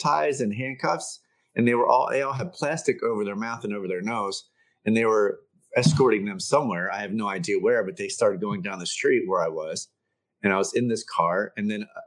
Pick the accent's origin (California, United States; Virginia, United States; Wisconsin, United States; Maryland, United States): Maryland, United States; Baltimore; the house I grew up in Baltimore